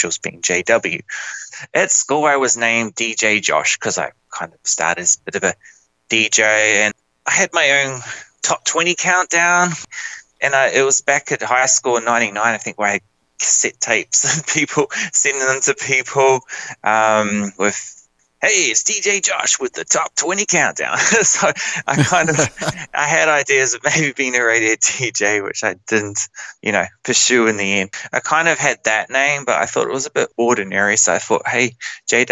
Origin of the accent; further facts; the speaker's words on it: New Zealand; moved away as an adult; now in Australia; I'm from New Zealand